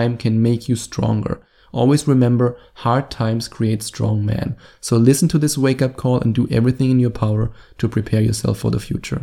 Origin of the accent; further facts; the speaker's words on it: Germany; accent: German; my German accent